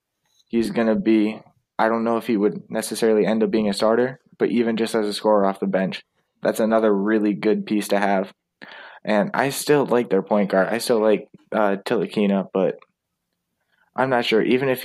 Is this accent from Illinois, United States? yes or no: yes; Chicago, Illinois, United States; my hometown team.